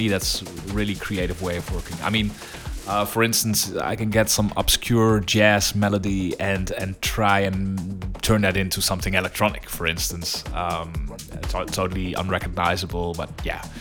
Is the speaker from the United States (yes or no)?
no; Netherlands; I grew up in Holland